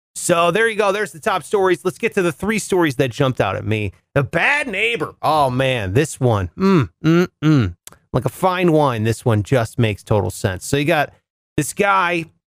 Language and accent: English; Ohio, United States; Ohio, where I'm originally from